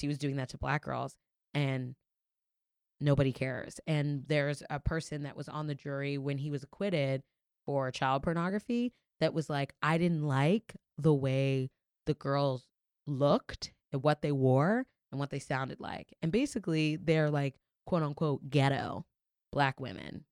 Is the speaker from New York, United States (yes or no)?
yes; New York, United States; also born or lived in Florida; as a New Yorker